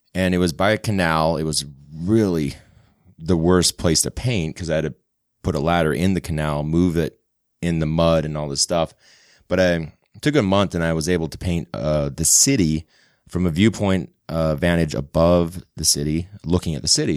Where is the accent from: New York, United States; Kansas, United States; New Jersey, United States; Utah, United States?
Utah, United States; West Valley City; also born or lived in St. George, Utah / Sugar House, Salt Lake City, Utah; I grew up in West Valley and then went to college in Saint George at Dixie